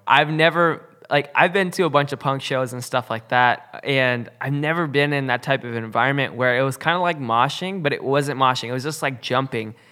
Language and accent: English; West Coast, United States; growing up on the West Coast